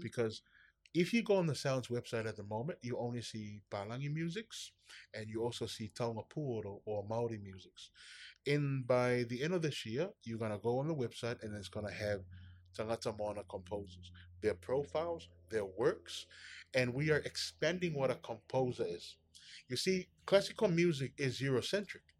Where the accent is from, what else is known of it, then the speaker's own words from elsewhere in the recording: Samoa; I grew up in Samoa